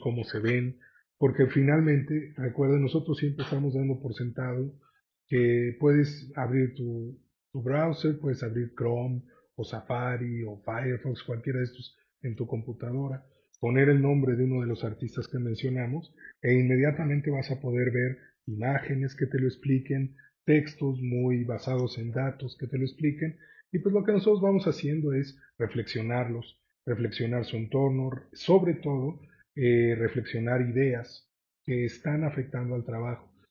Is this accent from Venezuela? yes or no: no; Mexico; como mexicanos